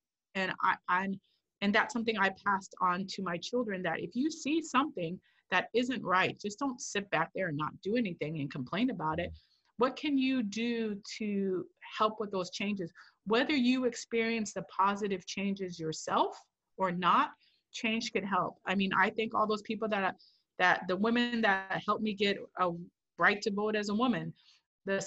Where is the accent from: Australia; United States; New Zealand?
United States; the Northwest, Washington; also born or lived in Korea; now in Portland, United States; I grew up in the Northwest where there are lots of white people